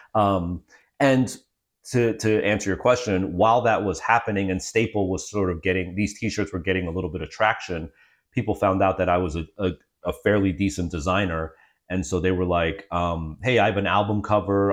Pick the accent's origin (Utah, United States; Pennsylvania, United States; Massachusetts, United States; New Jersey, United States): New Jersey, United States; Freehold; moved away as an adult; I was born in, uh, Monmouth County, Freehold